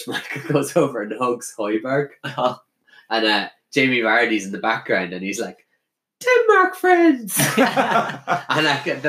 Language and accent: English; North Kildare, Leinster, Ireland; We're from North Kildare, lads.